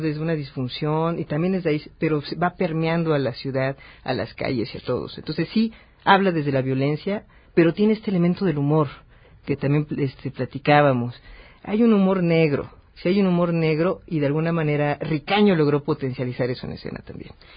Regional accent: Mexico City, Mexico; Yo soy muy chilango, yo nací, crecí esta ciudad

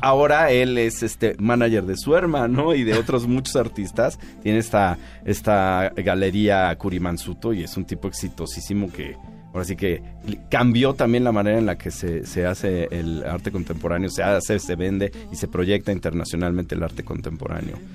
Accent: Mexico; a pesar de que soy mexicano, que mi mamá es de Tamaulipas

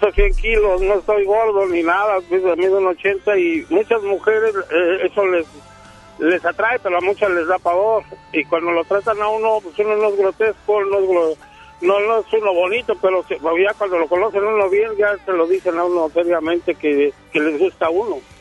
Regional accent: Mexico City, Mexico; moved away as an adult; also born or lived in Sinaloa / Tijuana / Cuernavaca / Zacatecas; now in Apodaca, Mexico; Yo soy chilango, pero ya tengo siete años aquí

